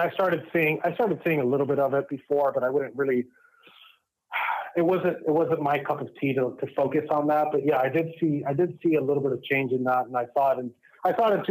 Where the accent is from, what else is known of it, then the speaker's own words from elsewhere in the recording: Miami, Florida, United States; um, I was born and raised out of Miami, Florida, um, from Cuban parents. Uh, raised in a very, you know, anti-authoritarian home. You know, specifically anti-communist home.